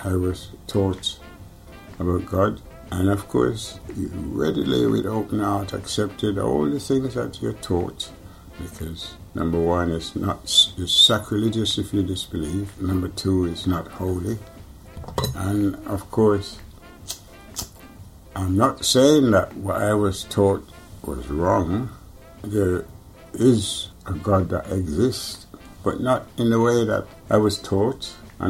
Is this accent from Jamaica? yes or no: yes; Jamaica; I was born in Jamaica